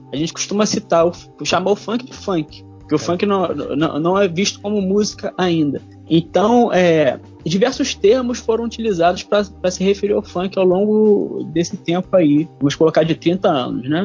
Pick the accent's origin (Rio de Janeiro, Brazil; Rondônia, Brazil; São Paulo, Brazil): Rio de Janeiro, Brazil; sou carioca